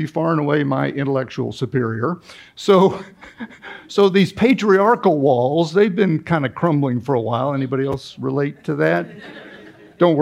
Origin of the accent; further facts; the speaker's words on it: Kansas City, Missouri, United States; I grew up in Kansas City, Missouri, outside Kansas City, Missouri, in the 60s and 70s.